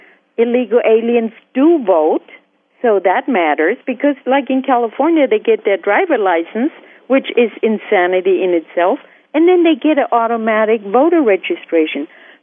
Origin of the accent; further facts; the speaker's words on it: Germany; moved away as an adult; now in United States; I came from Germany. And I met Dominic's dad, got married to an American soldier, and then came to the United States in 1989, I became an American citizen.